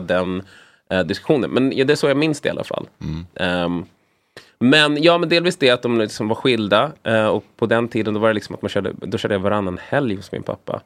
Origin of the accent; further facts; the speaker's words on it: Sweden; sen kom min mamma hit och min brorsa. Och sen föddes jag